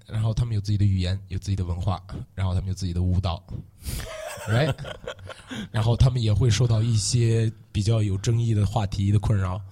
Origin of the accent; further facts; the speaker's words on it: Xinjiang, China; moved away as an adult; also born or lived in Chengdu, Sichuan; 我是新疆来的，我是维吾尔族